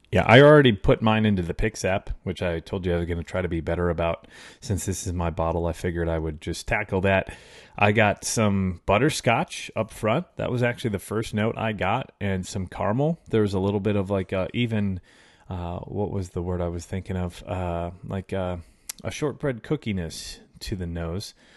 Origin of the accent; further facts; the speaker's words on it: Chicago, Illinois, United States; I grew up in Chicago in the early nineties.